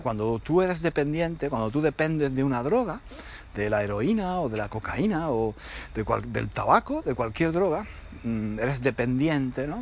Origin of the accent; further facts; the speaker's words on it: Granada, Andalusia, Spain; yo soy de Granada, pero en el verano íbamos a Málaga.